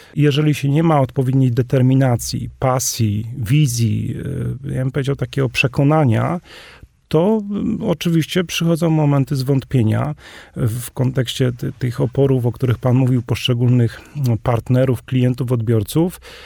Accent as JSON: {"language": "Polish", "area": "Polish Highlands", "region": "Podhale", "country": "Poland", "said": "sam jestem góralem"}